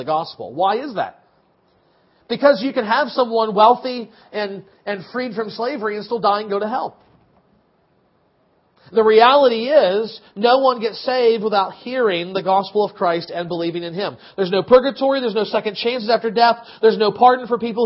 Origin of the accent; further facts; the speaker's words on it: United States; as an American